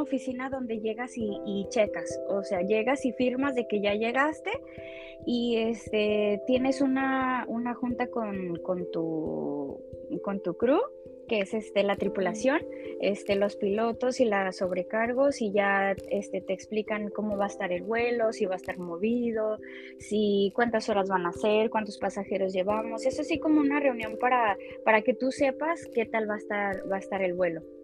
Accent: Guadalajara, Jalisco, Mexico; moved away as an adult; now in California, United States; soy originaria de Guadalajara. Eh, actualmente vivo en California

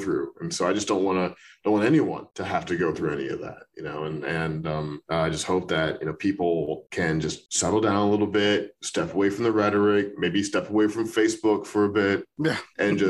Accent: St. Louis, Missouri, United States; moved away as an adult; also born or lived in Chicago / New York; now in Los Angeles, United States; I was born in Chicago, but I don't remember it because I moved to St. Louis when I was like 1 year old or something. So I grew up in Missouri.

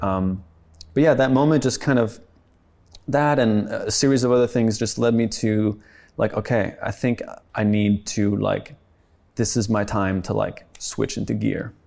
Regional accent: France; also born or lived in Sweden (family); now in United States; my family's Swedish, but I grew up in France

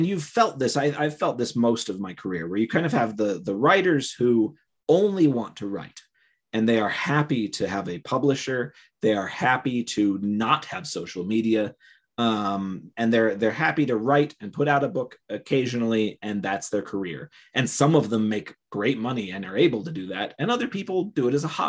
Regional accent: Cleveland, Ohio, United States; moved away as an adult; now in Utah, United States; I was born in Cleveland.

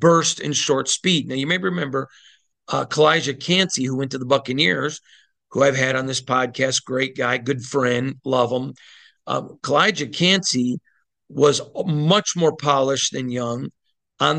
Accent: Michigan, United States; I'm from the Midwest. I'm from Michigan

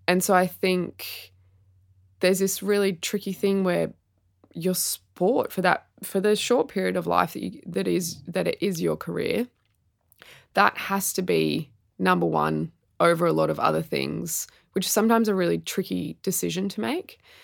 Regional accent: Sydney, New South Wales, Australia; moved away as an adult; also born or lived in Melbourne; I grew up in Sydney

